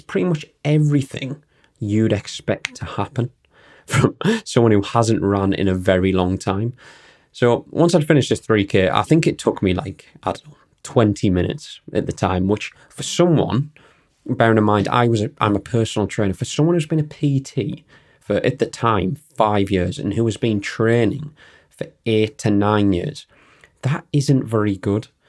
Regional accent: Newton Aycliffe, North East England, United Kingdom; I'm from Newton Aircliffe, which is a sm-, smallish town in County Durham.

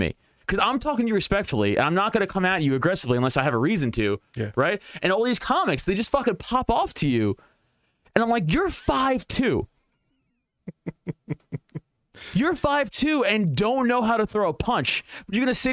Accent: New York City, New York, United States; I'm from Staten Island, from a decent middle-class part of Staten Island.

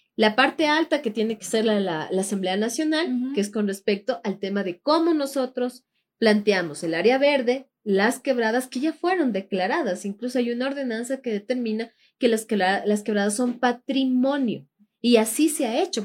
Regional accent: Quito, Pichincha, Ecuador; somos del sur de Quito

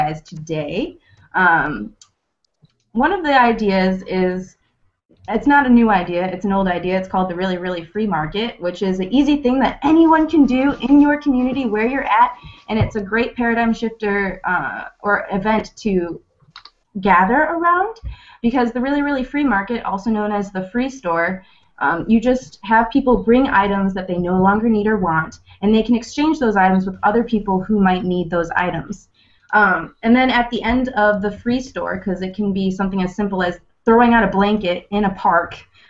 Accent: Livonia, Michigan, United States; I'm from Livonia, Michigan

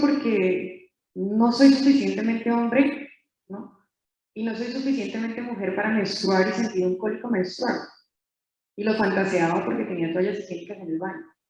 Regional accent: Colombia; moved away; soy colombiana también

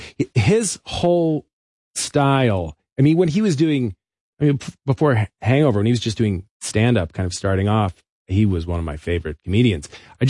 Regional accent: Kansas, United States; also born or lived in New Jersey / California; I grew up

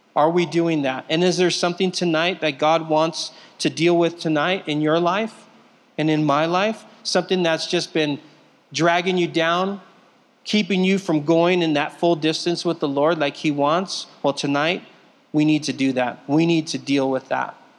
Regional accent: Southern California, United States; moved away; I'm from Southern California. I've been here for 12 years now

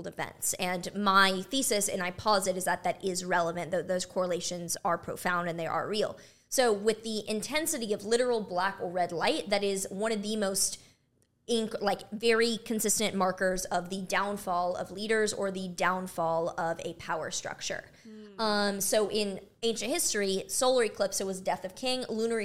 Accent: Texas, United States; I'm from Texas.

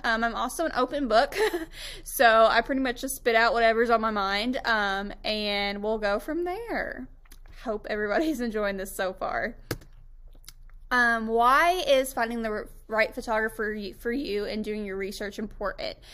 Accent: Tampa, Florida, United States; moved away as an adult; now in Western Kentucky, United States; I was actually born and raised in Tampa, Florida

